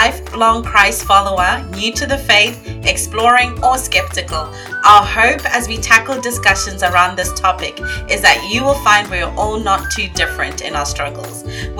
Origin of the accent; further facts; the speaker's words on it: Zimbabwe; now in Papua New Guinea; As Amanda said … I am 38. I am from Zimbabwe, Africa. I am a full-time missionary with Youth of the Mission, and I'm placed in Papua New Guinea.